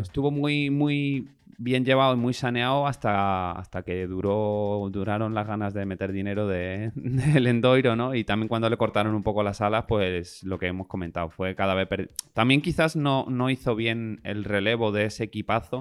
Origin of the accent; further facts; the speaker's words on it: Spain; a nosotros como españoles